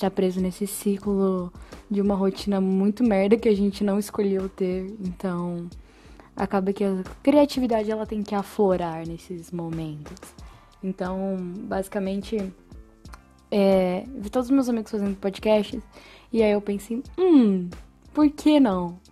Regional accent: São Paulo, Brazil; moved away as an adult; now in São João del Rei, Brazil; eu sou de São Paulo, na verdade, e eu me mudei para São João del Rei faz uns dois anos

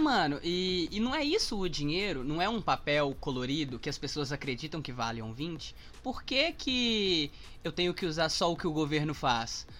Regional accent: Sabará, Minas Gerais, Brazil; A minha avó é de Sabará, então eu passei a minha vida inteira em Sabará

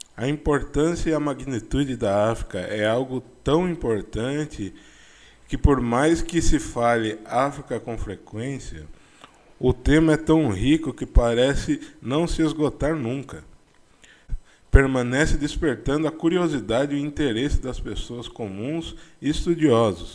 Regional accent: interior of São Paulo, Brazil; eu sou do interior de São Paulo

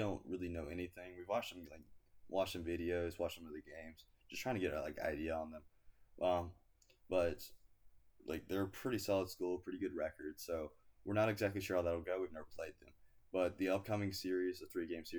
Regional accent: Greenville, South Carolina, United States; I was born and raised in South Carolina

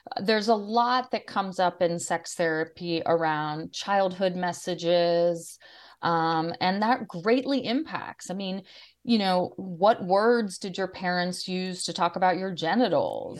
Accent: Washington, District of Columbia, United States; I grew up in the Washington, D C

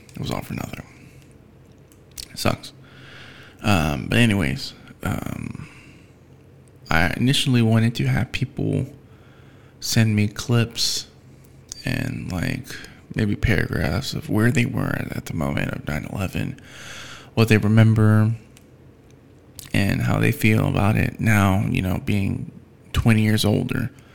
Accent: United States; I'm an American

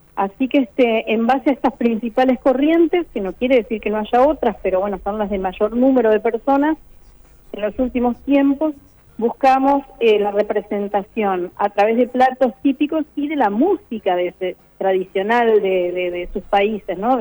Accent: Uruguay; muchos uruguayos, la mayoría venimos de culturas migratorias de Italia, de España

